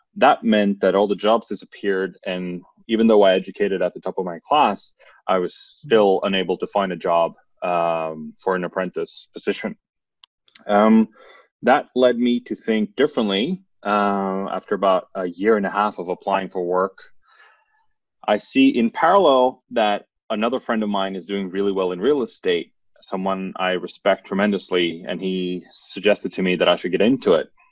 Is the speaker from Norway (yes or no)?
yes; Norway; English is a second language; a city close to my hometown here in Norway